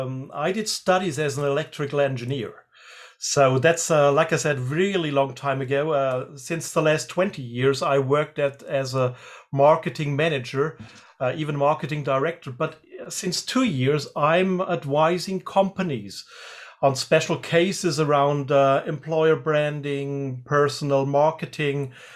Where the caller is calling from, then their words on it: Freiburg, Baden-Württemberg, Germany; I'm calling from Germany, and especially the south of Germany, which is Freiburg, and that's close to the border of Switzerland and also close to the border of France. So we call it Dreiländereck. So three countries are around the area where I live.